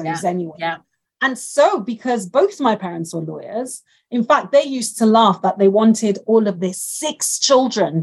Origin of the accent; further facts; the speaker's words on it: Nigeria; now in United Kingdom; I grew up in Nigeria with them